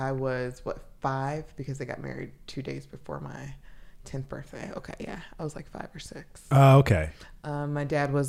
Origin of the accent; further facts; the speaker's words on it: Atlanta, Georgia, United States; also born or lived in New York; So Maryland is my ninth state, I believe. And so I born and raised in Atlanta, Georgia. Most of my childhood was spent there, but then moved between there and New York.